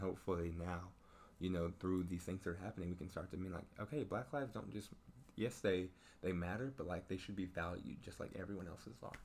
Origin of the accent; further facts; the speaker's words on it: Denton, Texas, United States; I grew up in Denton, Texas